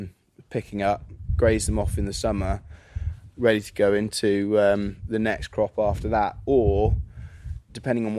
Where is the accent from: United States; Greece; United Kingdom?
United Kingdom; Midlands; moved away; I'm from the Midlands originally